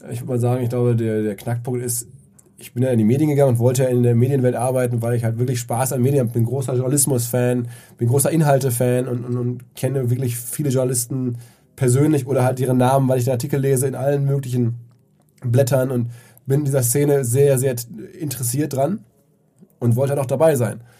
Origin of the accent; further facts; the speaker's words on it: Essen, North Rhine-Westphalia, Germany; now in Hamburg, Germany; die meisten meiner Essener Freunde